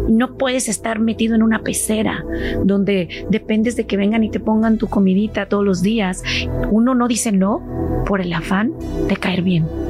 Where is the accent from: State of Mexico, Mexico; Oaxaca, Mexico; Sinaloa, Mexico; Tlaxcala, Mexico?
State of Mexico, Mexico; moved away as an adult; now in California, United States; yo ahí estuve hasta los seis años. Tengo muy vagos recuerdos de Mexicali eh, y luego a los seis años nos vamos a la Ciudad de México más bien al Estado de México